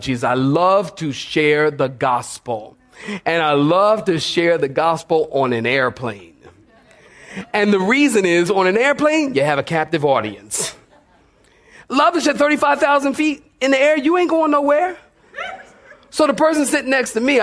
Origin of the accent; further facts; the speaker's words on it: Philadelphia, Pennsylvania, United States; moved away; also born or lived in Oceanside, California; I came here from California, but I'm originally from Philadelphia.